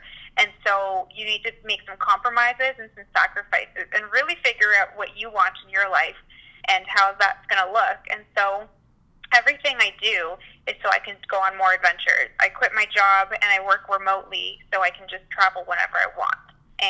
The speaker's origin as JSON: {"language": "English", "country": "Mexico", "tie": "born there", "said": "I was born in Mexico, so I go back almost every year, which I love, and I always try to go to new places in Mexico."}